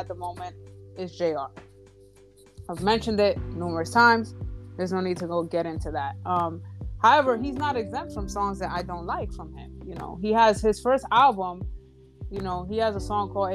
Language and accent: English; Dominican Republic; I come from the Dominican Republic